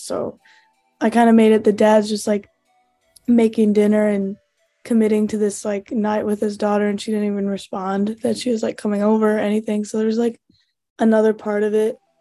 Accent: St. Louis, Missouri, United States; moved away as an adult; now in Iowa, United States; I am originally from St. Louis, Missouri

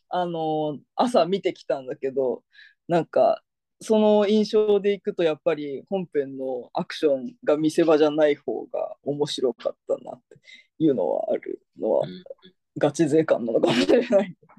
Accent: Fukuoka, Japan; moved away; その地元の福岡県では、もう潰れちゃったんだけど、貸し会園っていう

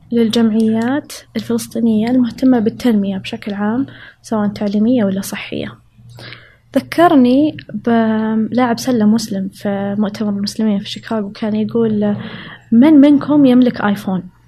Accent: Saudi Arabia; also born or lived in Riyadh / Chicago; أنا كسعودية

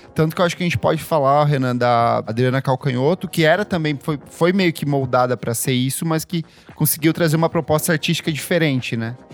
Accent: São Jorge do Oeste, Paraná, Brazil; eu cresci, eu nasci em São Jorge do Oeste

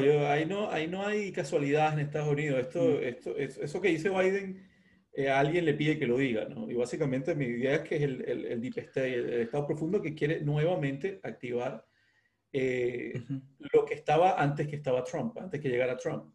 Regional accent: Venezuela; also born or lived in Ecuador; now in Mexico; con todos los venezolanos en el mundo, viví en Ecuador, ahora estoy en México

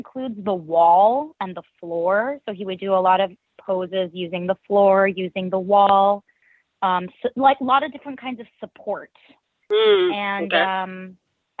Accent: New York City, New York, United States; I was born and raised in New York City

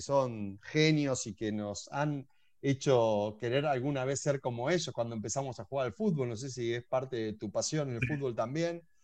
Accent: Argentina; Vos sos y yo argentino

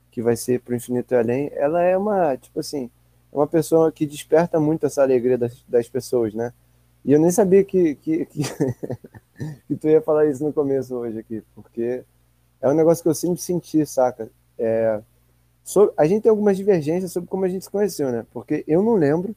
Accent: Rio de Janeiro, Brazil; sendo carioca

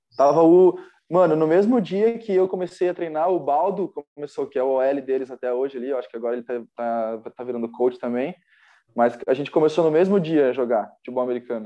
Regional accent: Blumenau, Santa Catarina, Brazil; also born or lived in Timbó; eu sou de Blumenau, eu nasci lá, né?

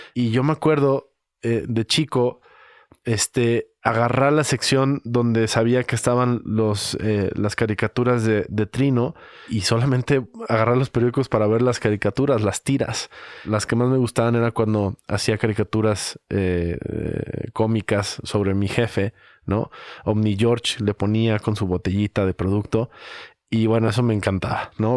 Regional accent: Guadalajara, Jalisco, Mexico; cómo somos los tapatíos

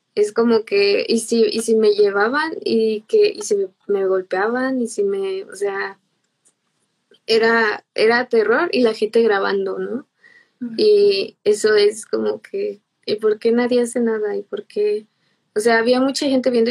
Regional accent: Irapuato, Guanajuato, Mexico; yo soy de Irapuato, Guanajuato, eh, pues aquí nací

